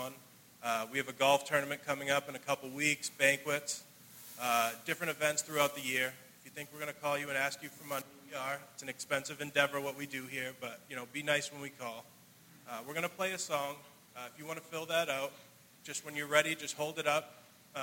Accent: Brockton, Massachusetts, United States; I'm from Brockton. Growing up, I was very fortunate

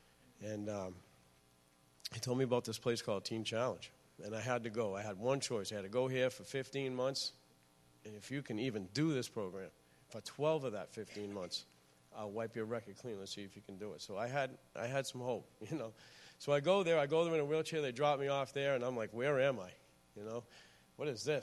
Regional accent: Lynn, Massachusetts, United States; I'm from Lynn, Massachusetts. I grew up actually all over the North Shore

